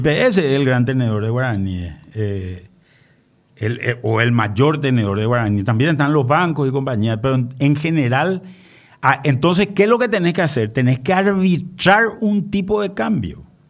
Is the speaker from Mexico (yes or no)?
no; Paraguay; nosotros como paraguayo